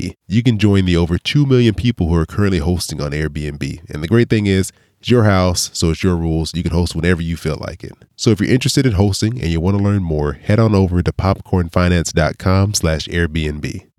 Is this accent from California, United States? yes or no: yes; Southern California, United States; I'm from Southern California. We're barely higher than sea level.